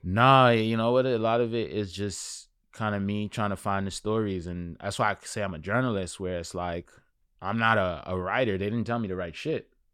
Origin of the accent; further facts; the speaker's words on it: New York City, New York, United States; also born or lived in Crown Heights, Brooklyn; I was born in Crown Heights, Brooklyn, and grew up in Flatbush, and now I'm in Clinton Hill.